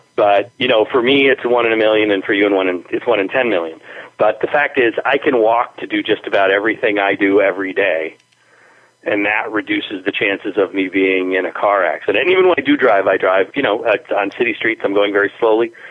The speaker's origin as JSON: {"language": "English", "town": "Springfield", "region": "Massachusetts", "country": "United States", "tie": "born or raised there", "also_born_or_lived": "Spain", "said": "living in my hometown in the downtown"}